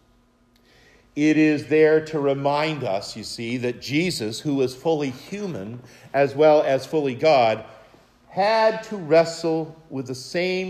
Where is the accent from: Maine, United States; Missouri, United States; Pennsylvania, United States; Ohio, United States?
Maine, United States; Mount Katahdin outside my hometown in Maine